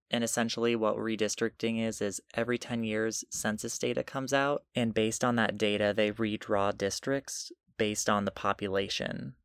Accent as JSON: {"language": "English", "region": "Iowa", "country": "United States", "moved": "as an adult", "said": "I'm from Iowa"}